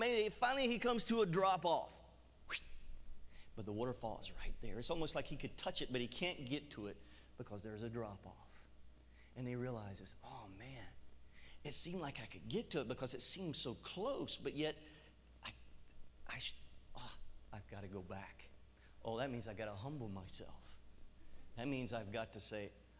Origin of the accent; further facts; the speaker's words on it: United States; I'm American. We Americans